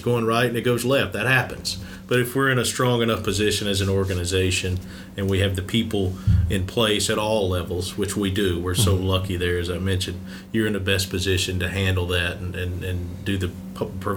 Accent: Mississippi, United States; I'm from Mississippi

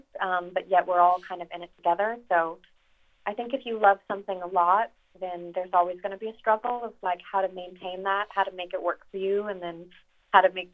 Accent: Reno, Nevada, United States; I grew up around Reno

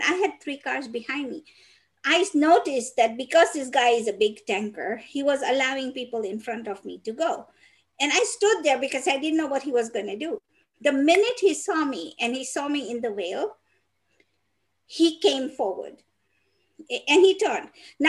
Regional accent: Peru; I am not from Mexico. I'm from Peru.

